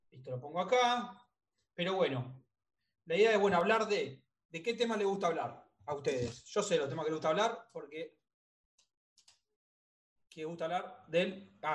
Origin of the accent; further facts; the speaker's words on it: La Pampa, Argentina; La Pampa. La Pampa.